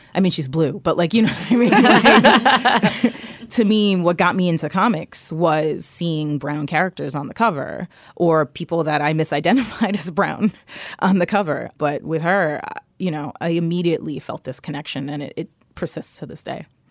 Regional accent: New York City, New York, United States; I grew up in New York City. I grew up in the Lower East Side

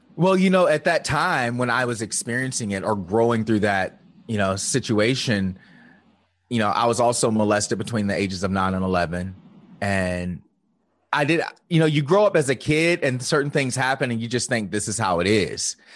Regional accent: Virginia, United States; I grew up in the Bible Belt of Virginia

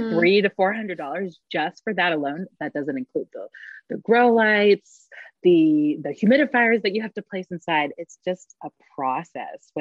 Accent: North Carolina, United States; now in Utah, United States; growing up in North Carolina, I didn't really know a lot of my culture, the Polynesian culture

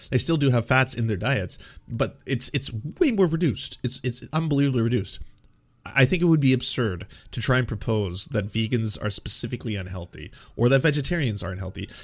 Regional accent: Canada; as a Canadian

